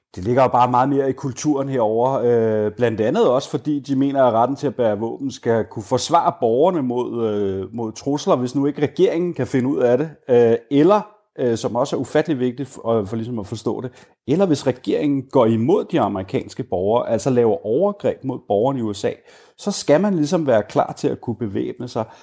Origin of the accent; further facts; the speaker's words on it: Denmark; moved away as an adult; now in Richmond, United States; som dansker